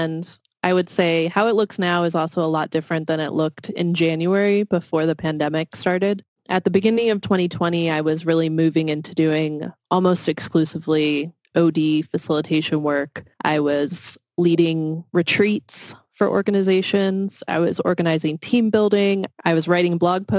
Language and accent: English; Washington, District of Columbia, United States; moved away; I grew up in the Washington, D.C. area